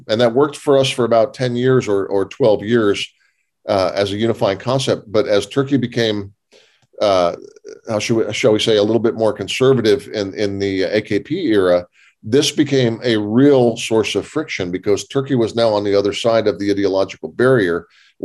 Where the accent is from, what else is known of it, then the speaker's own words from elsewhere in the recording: United States; I'm an American